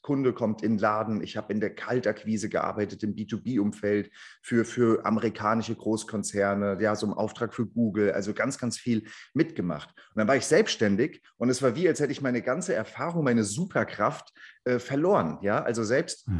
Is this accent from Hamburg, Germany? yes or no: no; Frankfurt, Hesse, Germany; ich komme ja auch aus Frankfurt